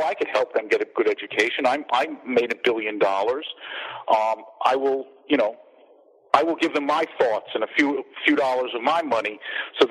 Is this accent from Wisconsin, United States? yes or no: no; Long Island, New York, United States; moved away; I'm from Long Island originally